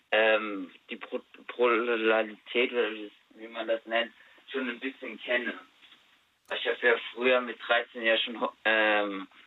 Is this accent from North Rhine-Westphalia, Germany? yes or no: no; Rhineland-Palatinate, Germany; Ja, in Rheinland-Pfalz.